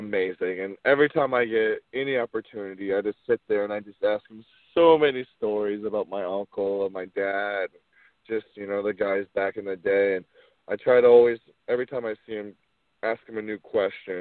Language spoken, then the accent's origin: English; Florida, United States; I try to wrestle outside of Florida. Just to, you know, I've lived here my whole life